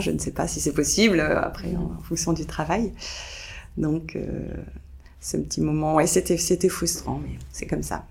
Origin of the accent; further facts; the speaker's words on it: France; je suis française